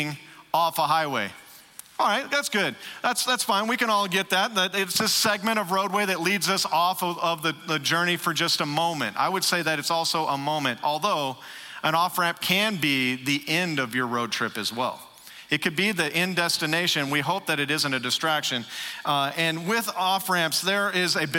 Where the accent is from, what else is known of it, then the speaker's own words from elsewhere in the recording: Texas, United States; moved away as an adult; where we grew up in Texas